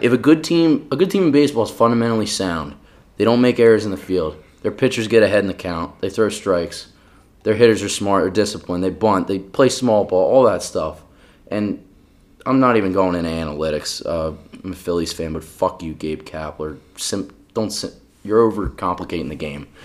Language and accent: English; Philadelphia, Pennsylvania, United States; I had my hometown Phils